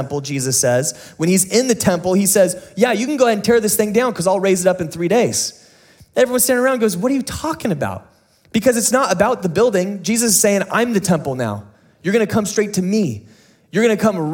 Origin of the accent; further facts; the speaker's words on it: San Diego, California, United States; growing up in San Diego